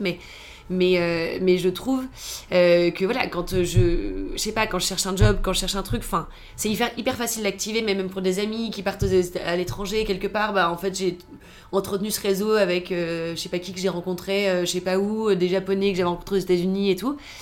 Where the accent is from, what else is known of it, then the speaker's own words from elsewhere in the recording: Toulouse, Occitania, France; moved away; also born or lived in Paris / United States; je viens de Toulouse